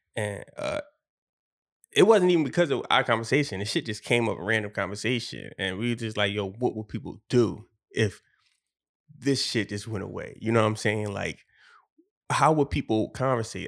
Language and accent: English; Philadelphia, Pennsylvania, United States; I'm from Philly